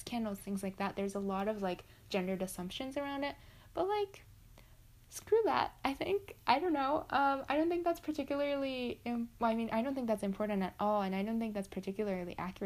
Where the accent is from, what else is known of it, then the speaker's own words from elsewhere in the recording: Japan; I'm just from Japan